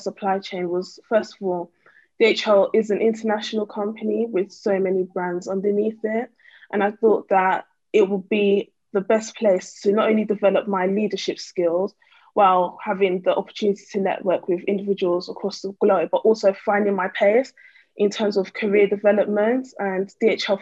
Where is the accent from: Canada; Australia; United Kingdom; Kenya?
United Kingdom; East of England; also born or lived in North London / East London; I was born in North London and, you know, raised in Essex / East London